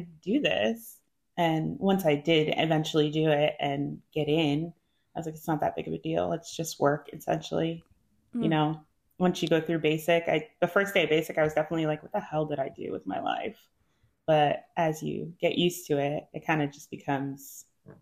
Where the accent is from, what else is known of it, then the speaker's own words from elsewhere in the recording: New Jersey, United States; moved away as an adult; also born or lived in Utah / South Korea; I'm from New Jersey